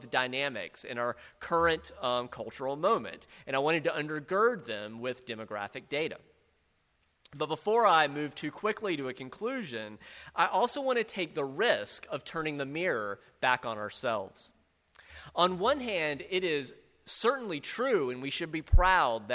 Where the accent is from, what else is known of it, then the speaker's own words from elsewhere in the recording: South Carolina, United States; I grew up in South Carolina, in a large Southern Baptist church